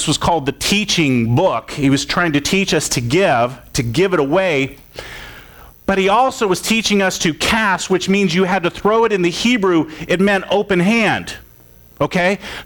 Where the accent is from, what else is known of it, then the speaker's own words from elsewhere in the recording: Florida, United States; I grew up in Florida, and there was a lake across the street